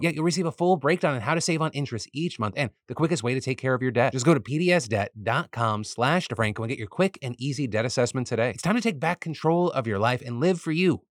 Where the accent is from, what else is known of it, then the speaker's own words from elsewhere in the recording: United States; As an American